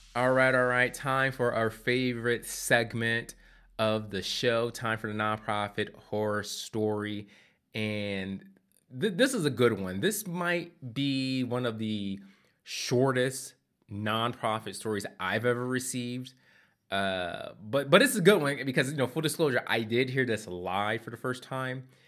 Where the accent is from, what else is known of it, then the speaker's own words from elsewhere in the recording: Philadelphia, Pennsylvania, United States; moved away as an adult; also born or lived in Asheville, North Carolina; I, I grew up in Philadelphia